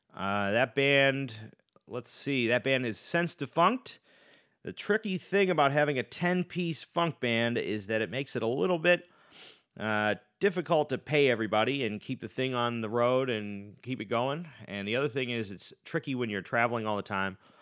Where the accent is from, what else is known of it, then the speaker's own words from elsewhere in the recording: Boston, Massachusetts, United States; I grew up in Boston, outside of Boston. I was born in the Newton Wellesley Hospital